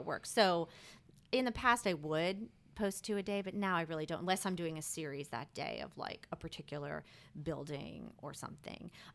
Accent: Rockville, Maryland, United States; moved away as an adult; also born or lived in Texas; now in New Orleans, United States; I'm originally from Rockville, Maryland. It's a city outside of Washington, D C.

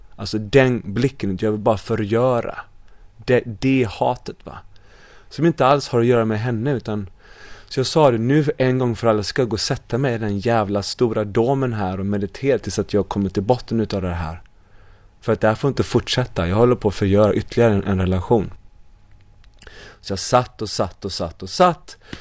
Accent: Sweden; moved away as an adult; also born or lived in United States / Bali; jag var ju svensk

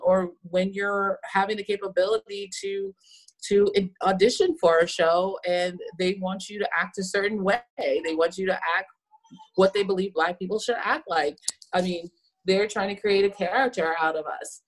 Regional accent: San Antonio, Texas, United States; I'm from Texas and originally from San Antonio, so this is in my heritage of making tamales

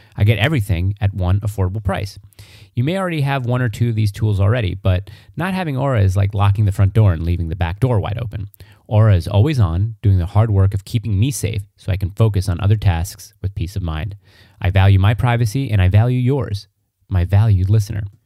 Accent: Long Island, New York, United States; I grew up on Long Island

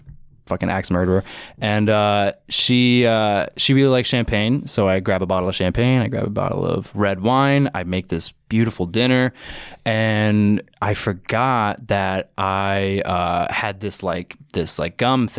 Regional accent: Long Island, New York, United States; I'm from Long Island

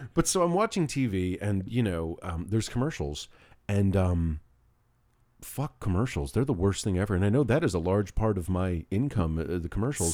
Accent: New York, United States; being a New Yorker is part of my, my, my D N

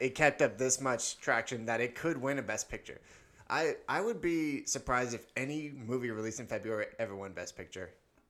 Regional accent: Northern California, United States; born or raised there

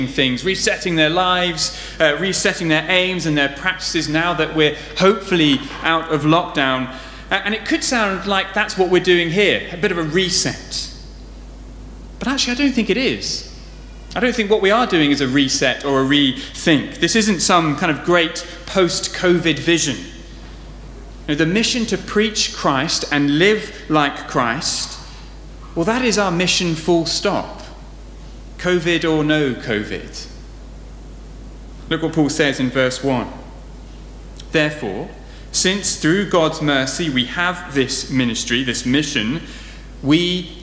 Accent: Southampton, South East England, United Kingdom; I grew up in Southampton, just down the road

